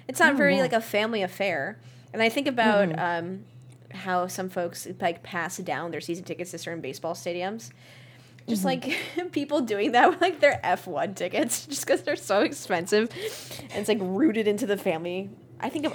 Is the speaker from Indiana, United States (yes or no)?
no; New York City, New York, United States; now in Washington, D.C., United States; I'm originally from Brooklyn, New York